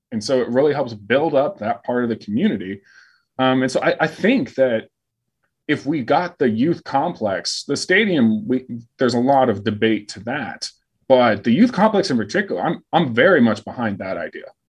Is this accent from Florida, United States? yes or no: no; Phoenix, Arizona, United States; now in Fort Worth, United States; I grew up in Phoenix